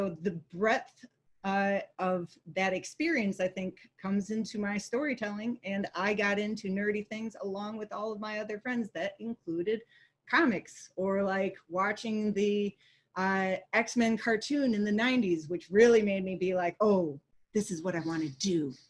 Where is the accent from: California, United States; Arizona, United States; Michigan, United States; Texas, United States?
Michigan, United States; Holland; also born or lived in Chicago area; I was born in the Chicago area, but my family moved around a lot, and we finally settled when I was about 6 years old in Holland, Michigan.